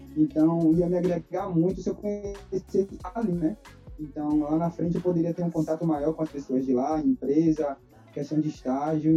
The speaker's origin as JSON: {"language": "Portuguese", "town": "Salvador", "region": "Bahia", "country": "Brazil", "tie": "born or raised there", "said": "eu sou natural de Salvador, nascido e criado aqui"}